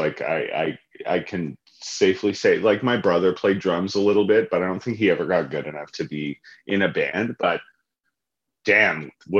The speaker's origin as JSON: {"language": "English", "country": "Canada", "accent": "Canadian", "said": "It's my Canadian accent, gosh."}